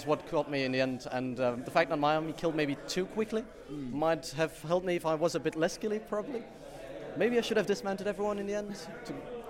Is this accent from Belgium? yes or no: yes; Belgium; I'm from Belgium.